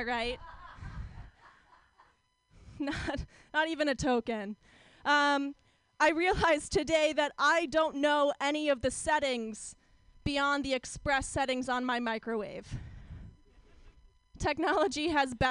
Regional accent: Orange County, California, United States; I grew up in Orange County, California

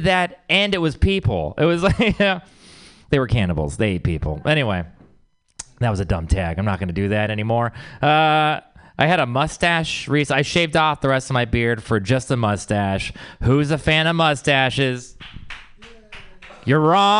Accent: Texas, United States; I'm from Texas.

